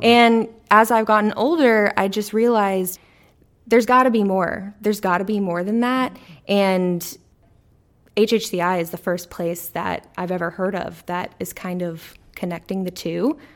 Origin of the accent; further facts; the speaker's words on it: Corpus Christi, Texas, United States; I grew up in Corpus Christi, Texas